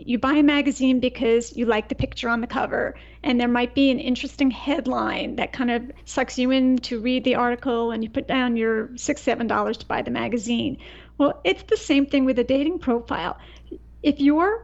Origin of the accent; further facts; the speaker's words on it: East Coast, United States; I grew up on the East Coast